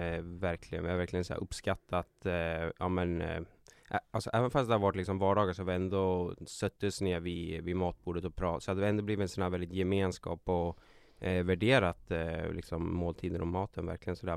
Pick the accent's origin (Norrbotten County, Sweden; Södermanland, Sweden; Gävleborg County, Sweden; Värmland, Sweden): Södermanland, Sweden; Katrineholm; also born or lived in Nyköping; jag föddes i Nyköping och uppvuxen i Katrineholm.